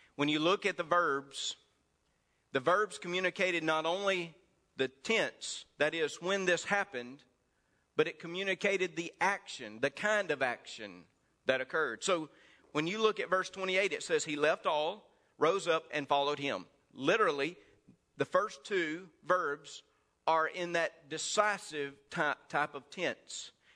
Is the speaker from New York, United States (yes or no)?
no; Mississippi, United States; accent: Mississippi; my Mississippi accent